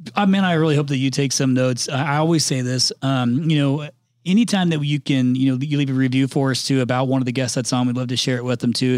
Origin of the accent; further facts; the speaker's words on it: Indiana, United States; accent: Midwestern; moved away; I'm from Indiana originally